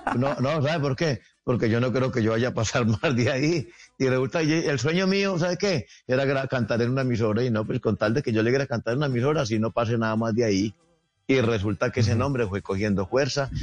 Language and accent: Spanish; Ceilán, Valle del Cauca, Colombia; soy de Ceilán Valle